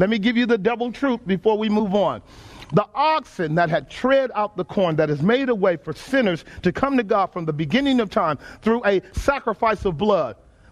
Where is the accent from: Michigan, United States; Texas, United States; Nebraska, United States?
Texas, United States; Growing up in Texas, my uncle had several horses.